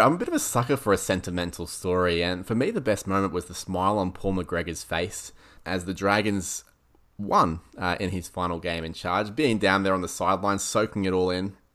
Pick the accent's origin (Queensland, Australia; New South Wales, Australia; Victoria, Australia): Queensland, Australia; as a Queenslander